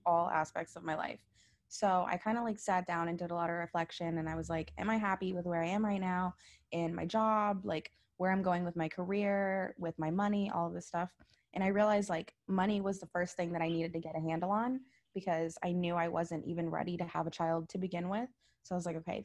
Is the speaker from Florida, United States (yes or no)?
yes; Naples, Florida, United States; now in Miami, United States; I'm from Naples, Florida, and I'm also Filipino